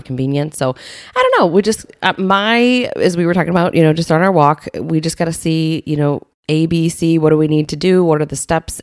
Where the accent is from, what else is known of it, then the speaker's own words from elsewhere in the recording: Southern Illinois, United States; also born or lived in Bloomington, Illinois; now in Naperville, United States; I grew up in Illinois, in Southern Illinois